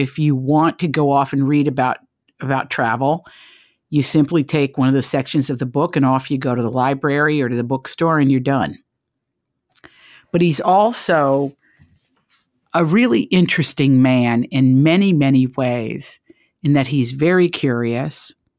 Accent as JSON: {"language": "English", "town": "Big Stone Gap", "region": "Virginia", "country": "United States", "tie": "born or raised there", "said": "a place that I assure a lot of you are tuning in from, is my home, my hometown, Big Stone Gap, Virginia."}